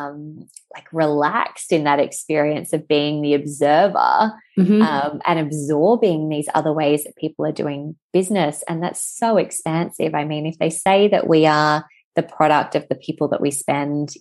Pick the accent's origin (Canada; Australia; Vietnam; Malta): Australia; Western Australia; I'm from Western Australia